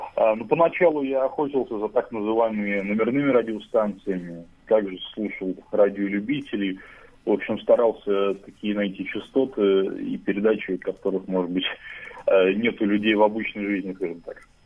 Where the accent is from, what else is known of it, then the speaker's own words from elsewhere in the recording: Saint Petersburg, Russia; из Санкт-Петербурга, мне 23 года